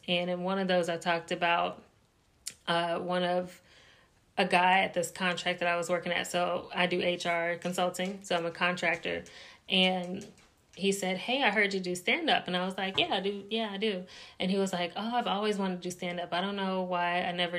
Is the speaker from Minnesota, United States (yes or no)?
no; North Carolina, United States; moved away as an adult; now in Indianapolis, United States; I'm from North Carolina, moved to Indianapolis, Indiana, moved for my husband's job